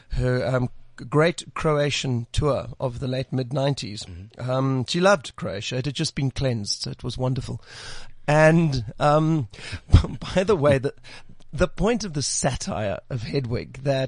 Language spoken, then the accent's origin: English; South Africa; born there; first language Afrikaans; English is a second language; I love the Afrikaans language. I was actually born, it was my first language.